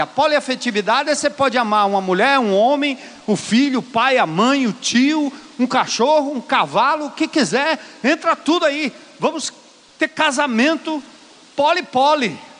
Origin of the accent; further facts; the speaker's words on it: São Paulo, Brazil; eu sou de São Paulo e minha mãe sempre votou no Paulo Maluf